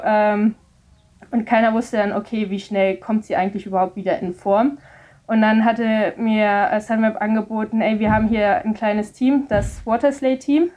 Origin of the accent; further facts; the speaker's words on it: Mettmann, North Rhine-Westphalia, Germany; von wo ich herkomme in Mettmann